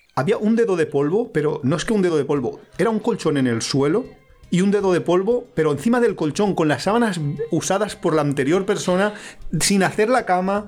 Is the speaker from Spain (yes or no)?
yes; Valencia, Valencian Community, Spain; now in Alicante, Spain; Somos de Valencia, pero vivimos en Alicante, que hace bastante calor